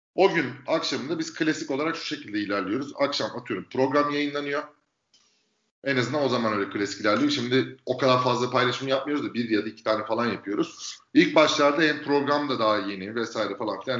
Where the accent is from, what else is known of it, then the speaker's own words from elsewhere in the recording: İzmir, Turkey; moved away as an adult; now in Istanbul, Turkey; İzmir'de doğdum. 84'te İzmir'de doğdum. Bon Anadolu okudum. 18 yaşında İstanbul'a geldim.